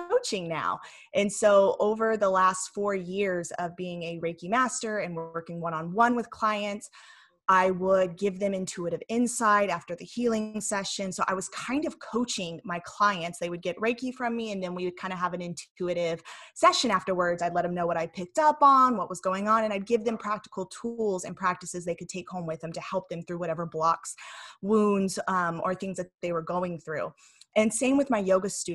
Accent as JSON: {"language": "English", "region": "Tennessee", "country": "United States", "tie": "born or raised there", "also_born_or_lived": "California", "moved": "as an adult", "lives_now": "Huntington Beach, United States", "said": "grew up in Tennessee"}